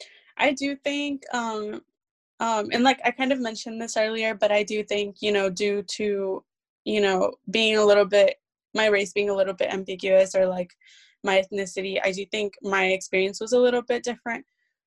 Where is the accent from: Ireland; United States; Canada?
United States; I was from the US